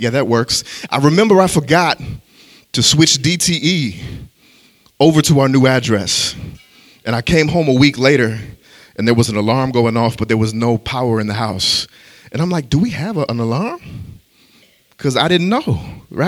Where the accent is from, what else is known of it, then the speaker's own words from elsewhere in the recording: Illinois, United States; a town that was about 10 minutes away from where I grew up in Illinois